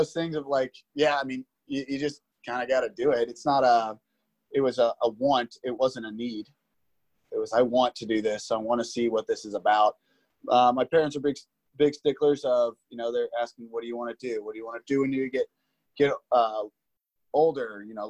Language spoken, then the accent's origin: English; Liberty, Missouri, United States; No, absolutely not. It's a small town. It's not small anymore. It's really expanded pretty big. And it is one of those things that I grew up in a pretty much on a farm.